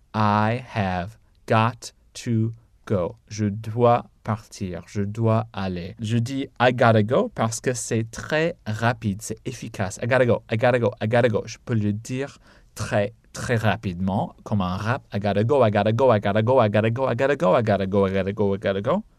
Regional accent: United States; je suis américain

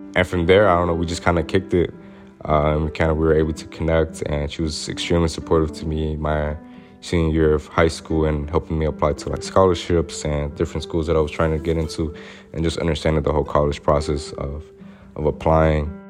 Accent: Little Rock, Arkansas, United States; I was raised in Southwest Little Rock, which I say is the segregated part of Little Rock, Arkansas

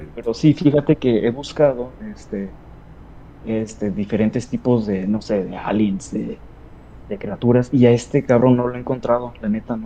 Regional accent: Sinaloa, Mexico; now in Ciudad Juárez, Mexico; soy originario de Sinaloa, pero ando viviendo acá por un momento.

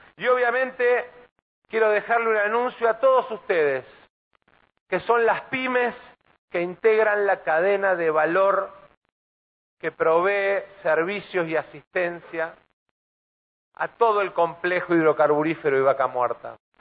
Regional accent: Buenos Aires Province, Argentina; lo digo como bonaerense

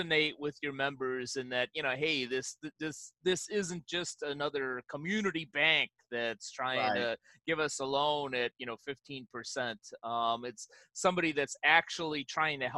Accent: Chicago, Illinois, United States; now in Southern California, United States; my hometown of Chicago

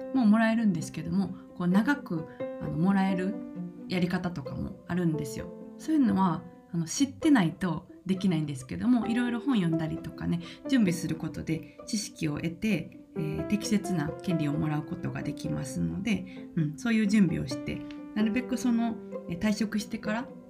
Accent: Kansai, Japan; 関西人としては

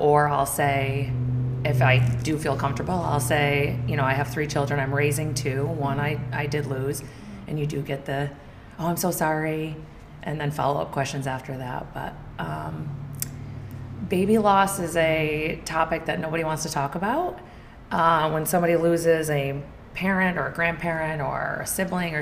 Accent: Fort Edward, New York, United States; also born or lived in Glens Falls, New York; I grew up in Fort Edward, New York, where Tyler grew up. Small town. Still live in Glens Falls, so I'm close by.

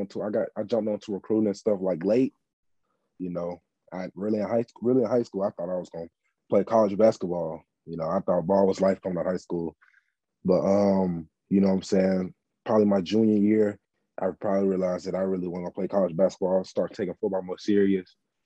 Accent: Phenix City, Alabama, United States; I'm from Phenix City, Alabama.

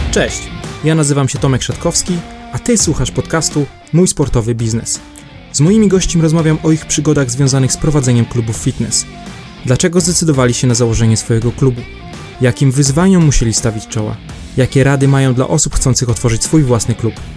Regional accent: Szczecinek, West Pomeranian Voivodeship, Poland; Ja, ja ze Szczecinka jestem

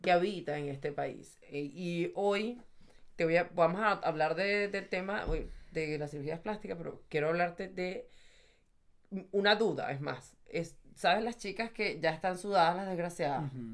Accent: Venezuela; moved away; yo soy de Venezuela y ahora, desde que estoy aquí

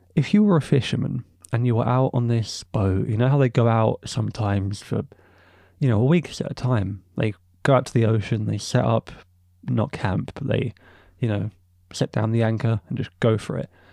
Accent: England, United Kingdom; I, as an English man

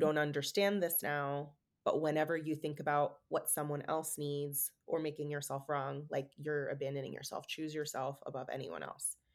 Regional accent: San Francisco, California, United States; moved away as an adult; also born or lived in Oregon; moving back to San Francisco to be closer to them, and just having a, such a different reality, like living back in my hometown

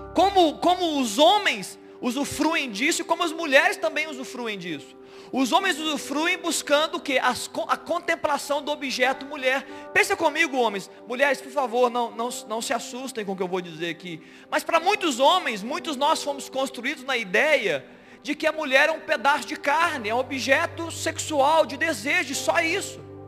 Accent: Brazil; nós somos do Brasil

